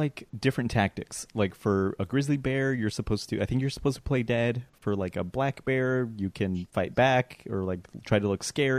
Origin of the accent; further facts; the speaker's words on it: Colorado, United States; I'm from Colorado